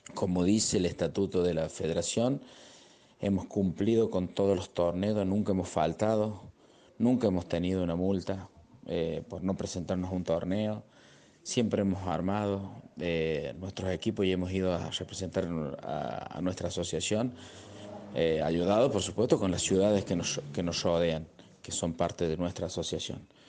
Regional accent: Cruz del Eje, Córdoba, Argentina; para mí como presidente de la asociación, dentro de mi pueblo, de mi ciudad

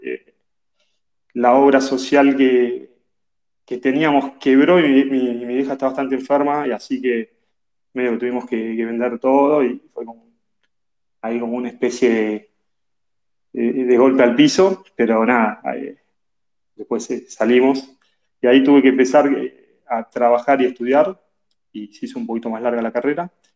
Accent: Tandil, Buenos Aires Province, Argentina; also born or lived in La Plata; crecí en Tandil, eh, provincia de Buenos Aires. Nací en La Plata

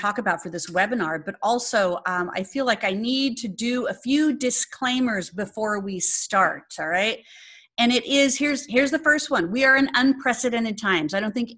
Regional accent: Phoenix, Arizona, United States; moved away; Phoenix, yay, my hometown, Arizona

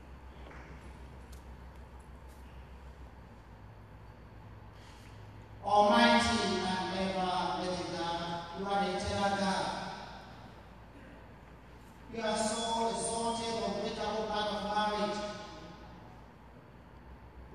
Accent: Ghana; moved away; I'm originally from Ghana

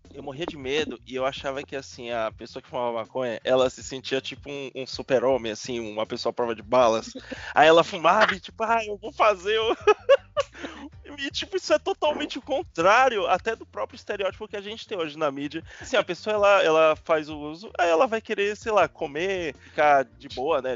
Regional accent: Salvador, Bahia, Brazil; now in São Paulo, Brazil; Eu, eu moro em Sampa tal, mas eu sou de Salvador. Eu, eu só cresci aqui, cheguei aqui nos anos 2000

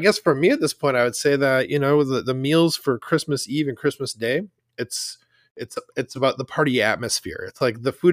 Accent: Wisconsin, United States; moved away; growing up in Wisconsin

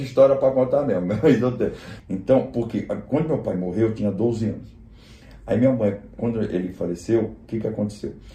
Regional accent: Rio de Janeiro, Brazil; accent: Carioca; moved away as an adult; also born or lived in São Paulo, Brazil / Portugal; a minha vida da adolescência foi toda no Rio de Janeiro, né? Apesar de ter nascido em São Paulo

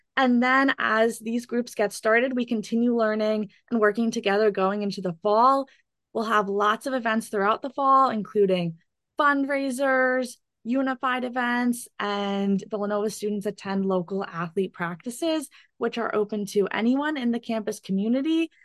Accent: Chatham, New Jersey, United States; I'm from Chatham, New Jersey

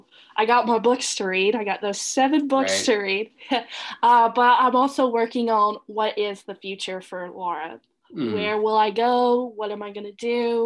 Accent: the South, United States; We're from the South. Come on, Andrew. We've seen them.

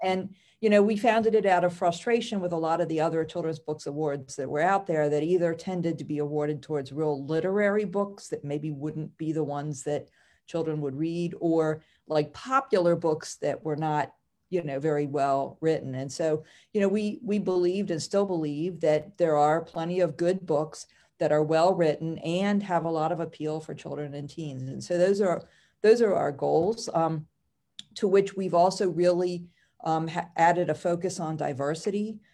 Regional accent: Howard County, Maryland, United States; also born or lived in Baltimore County, Maryland; I actually grew up in Howard County.

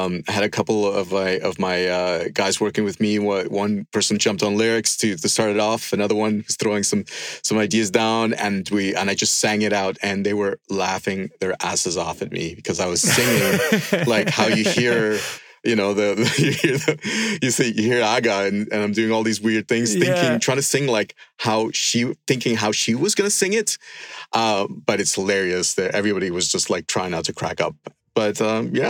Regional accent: Andes Mountains, Venezuela; when I was 6 years old, growing up in the Andes Mountains in Venezuela

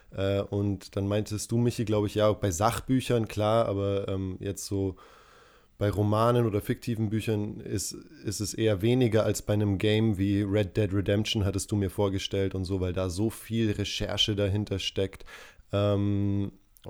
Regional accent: Tanzania; moved away; ich bin in Tansania aufgewachsen

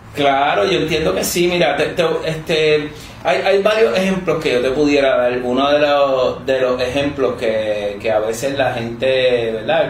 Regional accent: Mayagüez, Puerto Rico; moved away as an adult; also born or lived in Guadalajara, Mexico; Yo vengo de Mayagüez

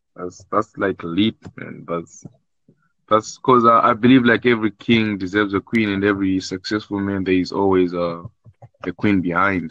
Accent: South Africa; I'm from South Africa

